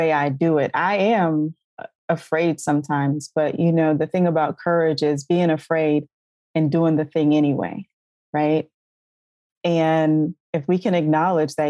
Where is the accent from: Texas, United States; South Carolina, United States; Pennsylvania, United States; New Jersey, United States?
South Carolina, United States; moved away; I'm originally from South Carolina. I was living in North Carolina at the time